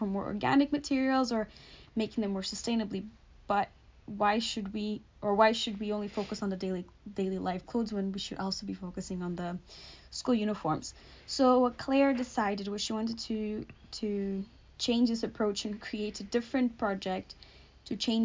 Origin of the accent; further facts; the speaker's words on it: Portugal; moved away as an adult; also born or lived in Stirling; now in Scotland, United Kingdom; I'm from Portugal